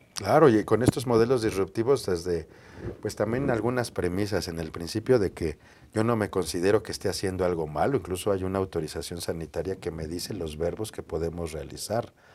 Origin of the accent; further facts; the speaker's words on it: Mexico City, Mexico; Yo nací aquí en la Ciudad de México